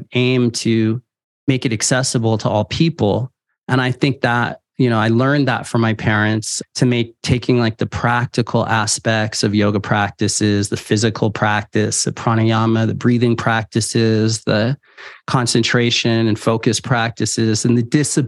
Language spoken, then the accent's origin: English; San Francisco, California, United States; I was born and raised in San Francisco